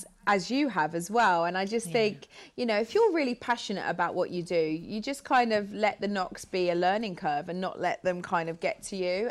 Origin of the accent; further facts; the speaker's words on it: United Kingdom; also born or lived in Los Angeles; I'm such a British girl